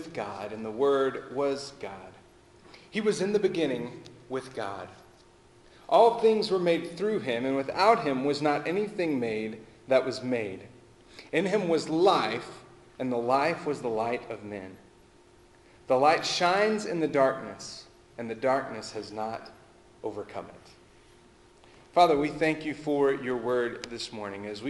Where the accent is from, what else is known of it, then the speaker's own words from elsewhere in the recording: Texas, United States; I'm from Texas, and the way we would put it is it's back yonder